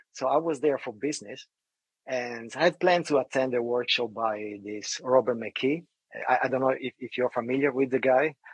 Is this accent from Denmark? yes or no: no; Italy; moved away; I grew up in Italy